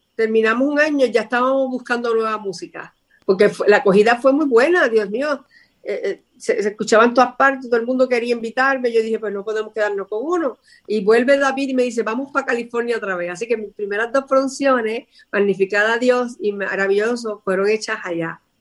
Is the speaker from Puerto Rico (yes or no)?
yes; San Sebastián, Puerto Rico; soy del pueblo de San Sebastián en Puerto Rico y desde pequeñita me subía a los árboles a cantar